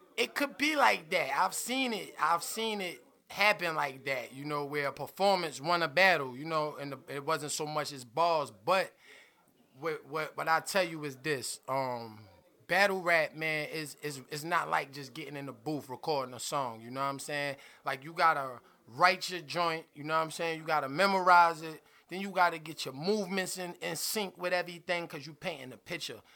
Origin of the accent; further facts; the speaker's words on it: New York City, New York, United States; I'm from Brooklyn